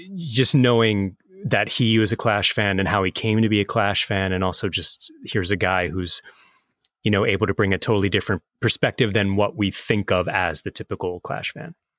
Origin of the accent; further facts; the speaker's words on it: Philadelphia, Pennsylvania, United States; I'm from Philadelphia